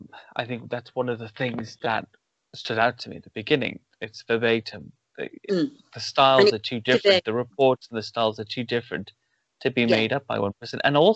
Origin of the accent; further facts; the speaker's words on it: Wales, United Kingdom; I'm from Wales.